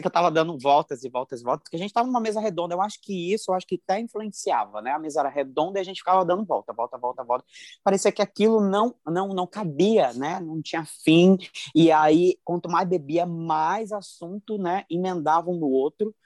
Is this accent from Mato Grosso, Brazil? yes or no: yes; Cuiabá, Mato Grosso, Brazil; sou de Cuiabá pro mundo